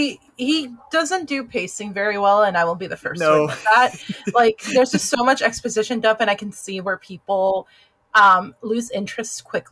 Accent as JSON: {"language": "English", "region": "the South", "country": "United States", "said": "As a Southerner, again, I don't understand right."}